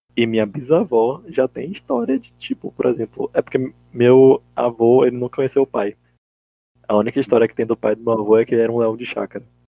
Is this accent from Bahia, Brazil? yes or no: yes; Salvador, Bahia, Brazil; eu nunca saí muito de Salvador